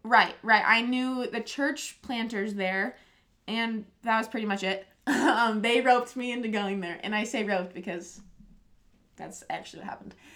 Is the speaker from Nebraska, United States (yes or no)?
yes; Nebraska, United States; moved away; also born or lived in Iowa / Spearfish; I grew up also in Nebraska